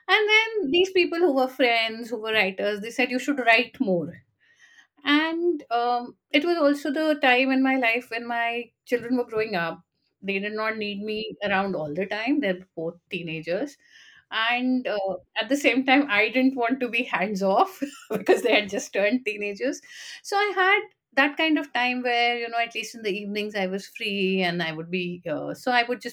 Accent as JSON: {"language": "English", "region": "Delhi", "country": "India", "moved": "as an adult", "lives_now": "Gurgaon, India", "said": "I am from Delhi"}